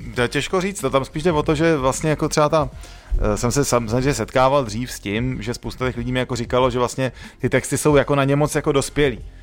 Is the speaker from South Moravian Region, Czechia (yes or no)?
no; Prague, Czechia; Teď už samozřejmě jsem z Modřan dlouho pryč